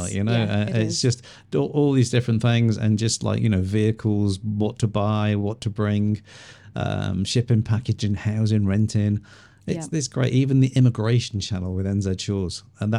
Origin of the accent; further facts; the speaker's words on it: England, United Kingdom; when I was a kid, growing up in England, we always saw New Zealand stuff.